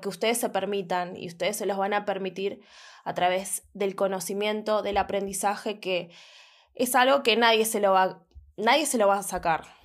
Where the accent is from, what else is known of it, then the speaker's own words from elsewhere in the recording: Buenos Aires, Argentina; soy de Buenos Aires